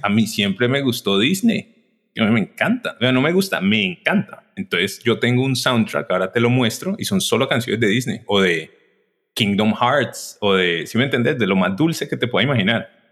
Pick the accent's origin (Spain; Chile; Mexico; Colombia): Colombia; Cali, Valle del Cauca; moved away as an adult; also born or lived in Bogotá / United States; Yo soy de Cali, soy de Colombia, soy gemelo